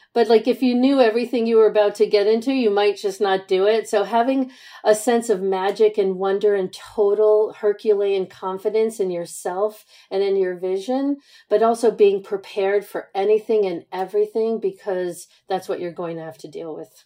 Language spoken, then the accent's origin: English; New York City, New York, United States; I'm born and raised in Manhattan